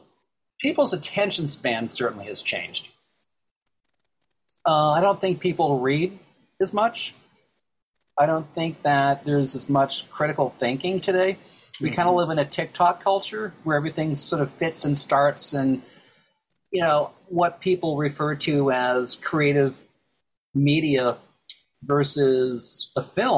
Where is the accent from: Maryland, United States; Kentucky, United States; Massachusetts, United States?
Massachusetts, United States; Boston; you and I talking about growing up in Boston as kids